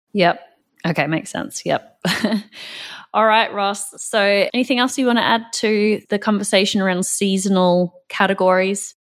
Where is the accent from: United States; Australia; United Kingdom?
Australia; now in North America; I'm from Australia